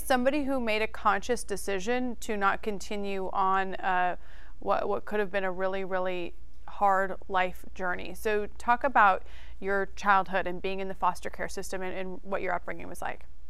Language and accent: English; Idaho, United States; I am from Idaho